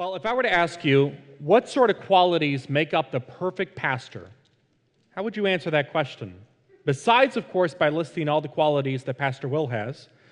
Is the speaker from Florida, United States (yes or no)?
yes; Fort Lauderdale, Florida, United States; the church that I was a part of growing up in Fort Lauderdale